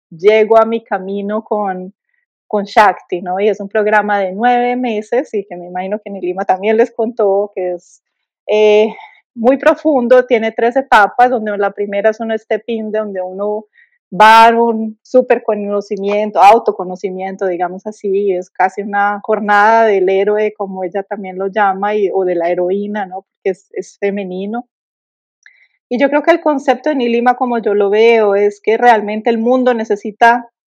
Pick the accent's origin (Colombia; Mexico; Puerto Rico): Colombia; sí, soy colombiana, sí, tengo un acento, no hablo perfecto portugués